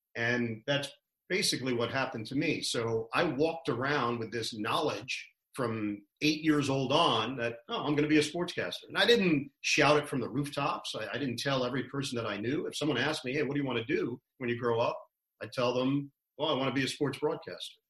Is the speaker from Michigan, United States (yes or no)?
no; New York City, New York, United States; I'm from Queens, Forest Hills.